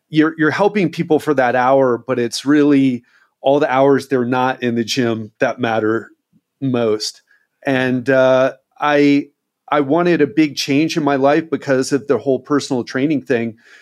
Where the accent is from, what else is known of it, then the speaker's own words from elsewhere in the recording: United States; moved away as an adult; now in Brazil; I love being American, and I'm so grateful that I grew up there because my mindset is very much American